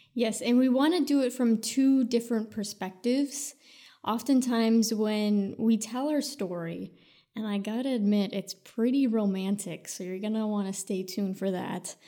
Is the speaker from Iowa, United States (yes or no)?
yes; Sioux City, Iowa, United States; moved away; also born or lived in California; I was born and raised in Iowa